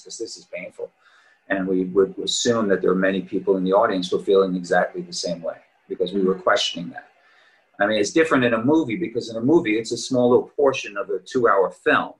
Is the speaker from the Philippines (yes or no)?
no; Long Island, New York, United States; moved away as an adult; also born or lived in Queens, New York / Boston / Manhattan / Montclair, New Jersey; I was born and raised in New York. Uh, I was born in Queens. Uh, I lived there till I was eight years old and grew up on Long Island